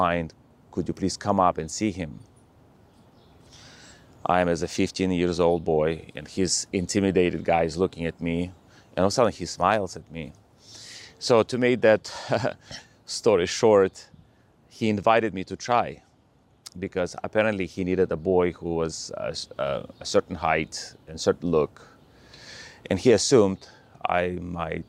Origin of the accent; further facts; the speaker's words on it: Russia; moved away; I was born in Russia